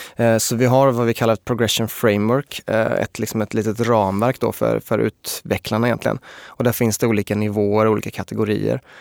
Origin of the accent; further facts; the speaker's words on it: Småland, Sweden; also born or lived in Linköping; now in Stockholm, Sweden; Jag är ju uppvuxen eh, nere i Småland